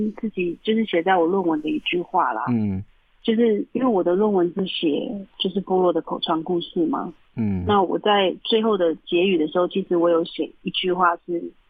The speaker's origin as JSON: {"language": "Chinese", "area": "Huanshan tribal village, Heping District", "region": "Taichung", "country": "Taiwan", "tie": "born or raised there", "moved": "yes", "said": "对故乡，就是对自己的部落，就有非常非常深的感情。"}